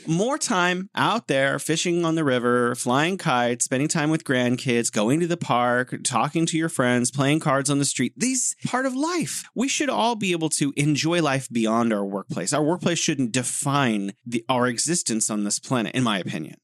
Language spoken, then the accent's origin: English; California, United States; now in Beijing, China; I'm originally from sunny California, the Golden State, living here in beautiful Beijing City of Museums